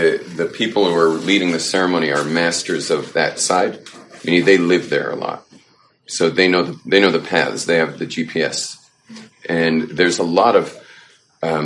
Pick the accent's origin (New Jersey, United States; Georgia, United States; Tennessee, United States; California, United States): California, United States; moved away; growing up in California